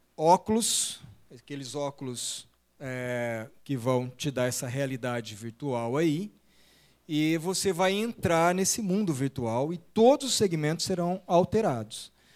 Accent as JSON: {"language": "Portuguese", "town": "Araçatuba", "region": "São Paulo", "country": "Brazil", "tie": "born or raised there", "also_born_or_lived": "São José do Rio Preto", "said": "nós crescemos da nossa infância lá na igreja em Aracatuba"}